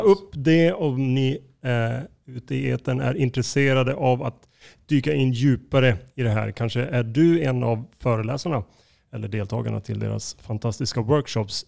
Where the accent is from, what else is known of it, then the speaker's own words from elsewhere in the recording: Skellefteå, Västerbotten County, Sweden; now in Stockholm, Sweden; jag är ju inte född i Stockholm, jag är född i Skellefteå.